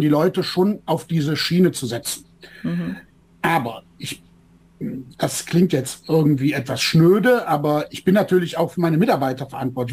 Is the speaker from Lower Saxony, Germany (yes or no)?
no; Bergisches Land, North Rhine-Westphalia, Germany; Ich komme hier aus dem Rheinland, aus dem Bergischen